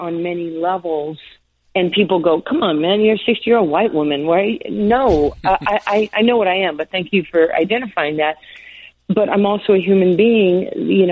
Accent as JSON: {"language": "English", "region": "New York", "country": "United States", "accent": "New York", "said": "I had my New York accent."}